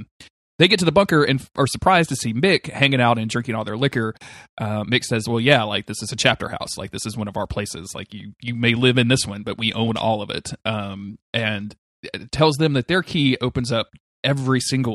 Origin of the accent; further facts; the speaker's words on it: United Kingdom; I know I'm British.